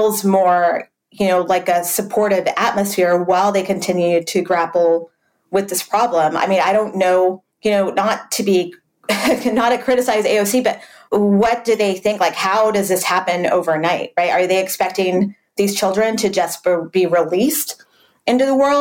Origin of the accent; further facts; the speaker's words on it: El Paso, Texas, United States; I'm from the border. I grew up in El Paso.